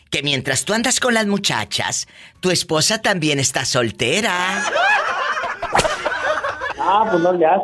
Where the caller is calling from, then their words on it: Ciudad Guzmán, Jalisco, Mexico; te hablo de aquí desde Ciudad Guzmán, Jalisco.